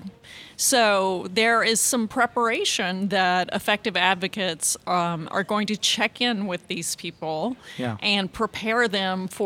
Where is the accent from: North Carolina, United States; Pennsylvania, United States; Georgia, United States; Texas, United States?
Texas, United States; McLennan County; moved away; also born or lived in Travis County, Texas; And we're both originally from McLennan County